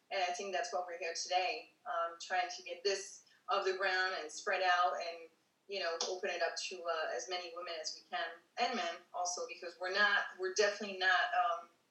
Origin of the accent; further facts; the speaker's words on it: Paris, Île-de-France, France; moved away as an adult; also born or lived in East Coast, United States; I'm originally from Paris. Um, I was uh, born there and I lived there until I was 21. Then I moved to the US. I traveled in between and lived different places in, the, in you know, in the meantime.